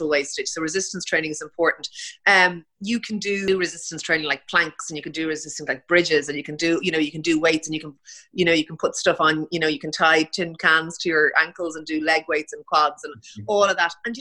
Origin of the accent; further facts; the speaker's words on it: Ireland; being Irish